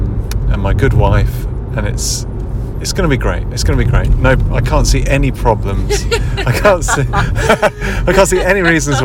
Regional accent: United Kingdom; as British people

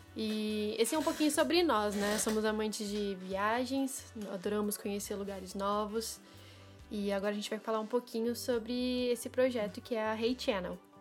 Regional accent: Porto Alegre, Rio Grande do Sul, Brazil; eu também sou de Porto Alegre, sou gaúcha

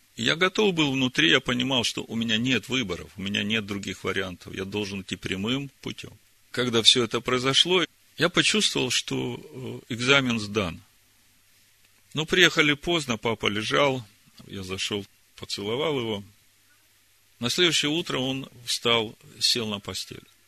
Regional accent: Horlivka, Donetsk Oblast, Ukraine; moved away; я единственный сын у родителей, и живут они в Горловке, и я родился в Горловке

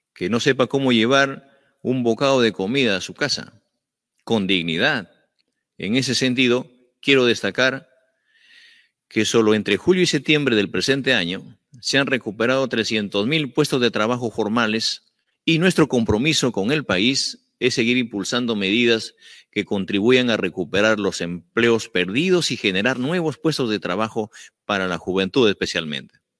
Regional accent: Andean provinces of Peru, Andes, Peru; Soy un maestro andino, soy provinciano

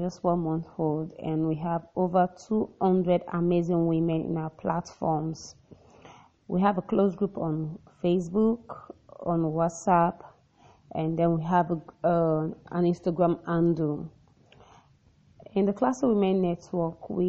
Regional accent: the South region, southern Nigeria, Nigeria; I'm from Nigeria, I hail from the South region

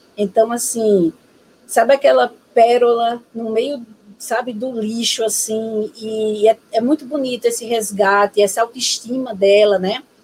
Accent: Natal, Rio Grande do Norte, Brazil; sou natural de Natal, Rio Grande do Norte

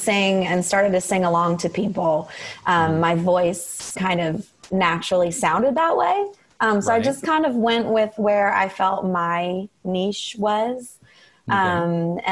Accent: Columbus, Ohio, United States; moved away as an adult; now in New England, United States; I grew up in Ohio. I moved out right after college

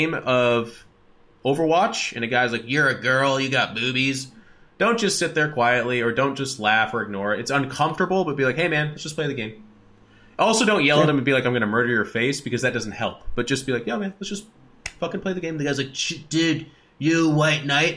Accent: United States; as an American, just growing up

